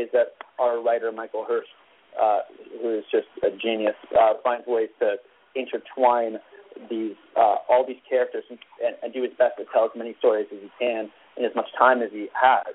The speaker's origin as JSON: {"language": "English", "town": "Vancouver", "region": "British Columbia", "country": "Canada", "said": "I'm from Vancouver, Canada"}